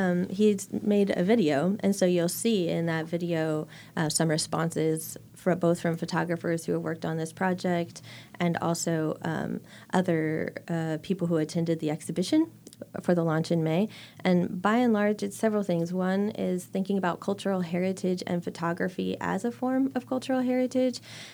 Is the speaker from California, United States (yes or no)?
yes; San Diego, California, United States; they found out that I was from San Diego when at the time there was a big fire.